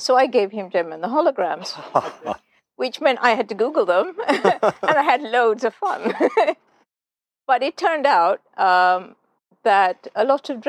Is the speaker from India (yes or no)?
no; Colombo, Western Province, Sri Lanka; when uh, I grew up in Colombo in, in Sri Lanka, so yeah, I was born here, moved around all over the place, but significant amount of time spent in Colombo.